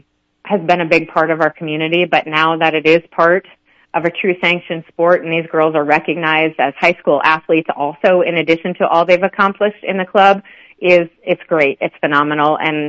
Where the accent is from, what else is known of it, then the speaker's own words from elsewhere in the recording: Montrose, Colorado, United States; I grew up in Montrose.